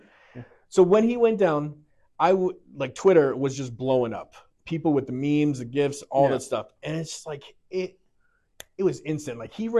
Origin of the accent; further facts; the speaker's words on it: Massachusetts, United States; moved away as an adult; now in Utah, United States; I mean, I came here from Massachusetts in 2016.